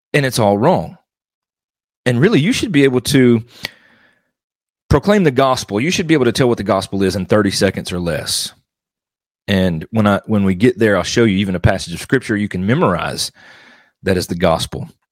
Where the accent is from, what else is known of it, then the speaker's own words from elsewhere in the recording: Mississippi, United States; now in Arkansas, United States; I was born and raised in Mississippi, and I am now currently living in Arkansas.